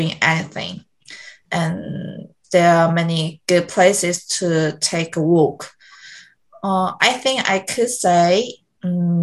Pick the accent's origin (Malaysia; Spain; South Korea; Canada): South Korea; Busan; accent: Busan Saturi; English is a second language; moved away as an adult; also born or lived in United Kingdom; now in Seoul, South Korea; I grew up in Busan